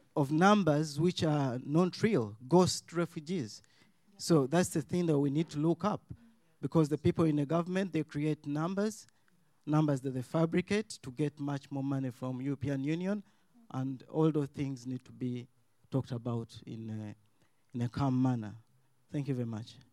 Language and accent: English; Uganda; moved away as an adult; I'm from Uganda. I came as a student here.